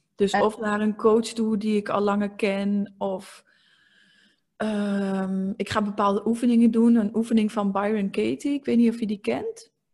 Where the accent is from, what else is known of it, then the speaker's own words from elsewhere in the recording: eastern Netherlands, Netherlands; ik kom uit het oosten van het land. Als je dat ook nog niet had gehoord, want ik heb ook een klein accent.